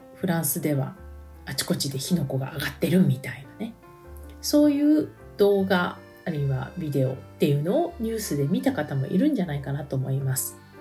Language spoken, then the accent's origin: Japanese; Japan; now in France; 私も移民なんですね。日本の国籍を持った移民なんですけども